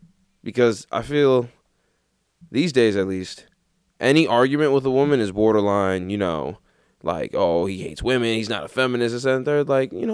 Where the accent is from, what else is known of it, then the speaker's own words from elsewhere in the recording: New York City, New York, United States; I just remember thinking, like, man, I'm really from Queens.